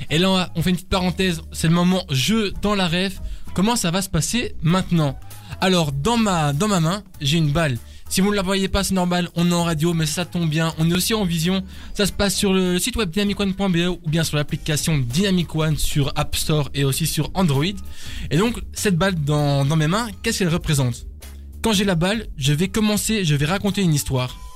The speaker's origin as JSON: {"language": "French", "region": "Florida", "country": "United States", "said": "Je viens de Floride"}